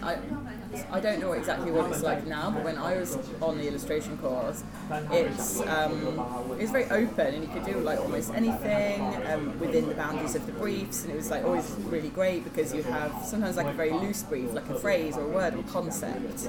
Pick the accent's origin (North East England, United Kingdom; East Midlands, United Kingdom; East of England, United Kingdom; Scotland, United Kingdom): East Midlands, United Kingdom; Lincolnshire; I grew up in Lincolnshire